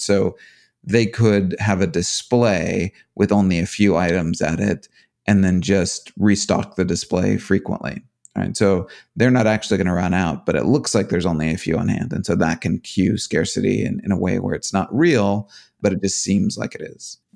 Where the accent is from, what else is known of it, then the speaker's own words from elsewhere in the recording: United States; as an American